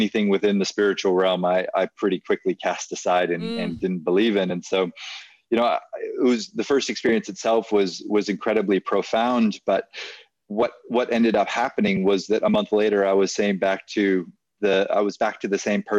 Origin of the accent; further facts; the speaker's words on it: Hawaii, United States; moved away as an adult; also born or lived in New Zealand / Hong Kong; now in Thailand; I grew up in Hawaii